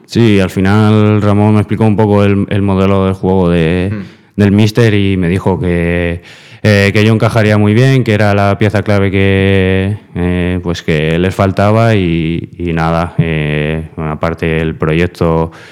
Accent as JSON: {"language": "Spanish", "town": "Fuenlabrada", "region": "Community of Madrid", "country": "Spain", "moved": "as an adult", "lives_now": "Castellón, Spain", "said": "antes estuve en un equipo de, mi barrio, de, allí de Fuenlabrada"}